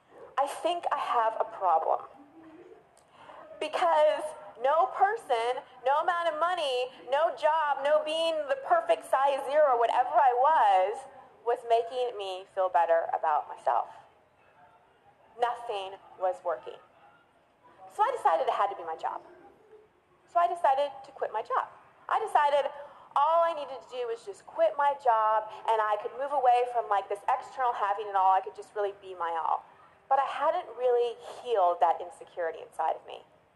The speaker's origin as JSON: {"language": "English", "town": "Dallas", "region": "Texas", "country": "United States", "tie": "born or raised there", "said": "I grew up in Dallas. I thought I could go far away to college. I went to Northwestern in Chicago and reinvent myself."}